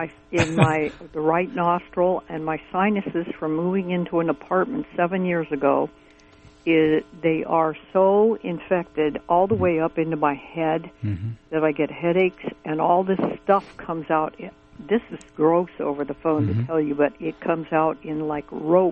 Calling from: Fort Bragg, California, United States; Hi, I'm from Fort Bragg

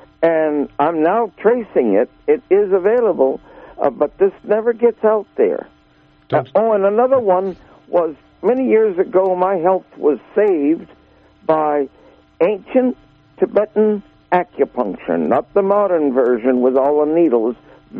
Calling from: Garberville, California, United States; Hello, I'm calling from Garberville.

